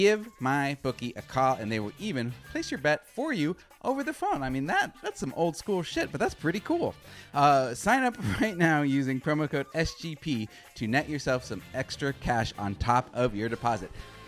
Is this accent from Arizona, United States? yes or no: yes; Arizona, United States; as a Phoenix Mercury fan, and I'm from Arizona, so I am by default a Phoenix Mercury fan